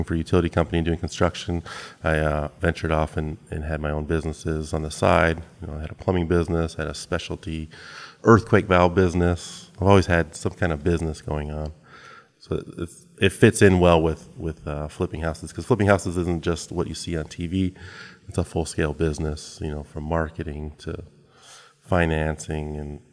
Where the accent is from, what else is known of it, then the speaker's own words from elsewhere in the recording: Minnesota, United States; moved away as an adult; also born or lived in San Diego; now in Bay Area, United States; I grew up in the Midwest in Minnesota